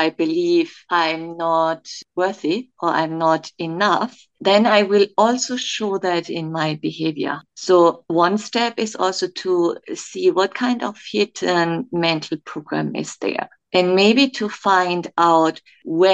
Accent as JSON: {"language": "English", "country": "Germany", "also_born_or_lived": "Kenya", "moved": "as an adult", "lives_now": "Dubai, United Arab Emirates", "said": "I'm originally from Germany"}